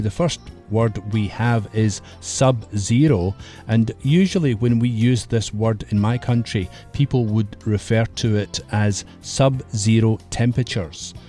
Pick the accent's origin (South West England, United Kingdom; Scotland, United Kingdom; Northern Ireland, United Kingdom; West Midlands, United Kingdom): Scotland, United Kingdom; in my country, Scotland, we have lots of mist in the hills.